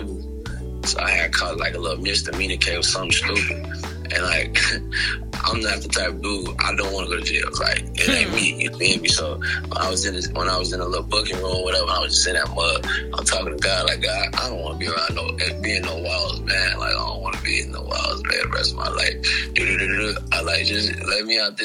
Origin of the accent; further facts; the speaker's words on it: Maywood, Illinois, United States; also born or lived in West Side of Chicago / South Side of Chicago; I was born in Maywood, Illinois